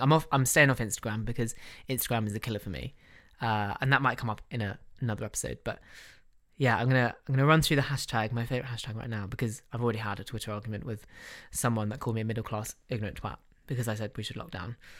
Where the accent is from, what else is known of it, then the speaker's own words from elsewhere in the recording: United Kingdom; we're British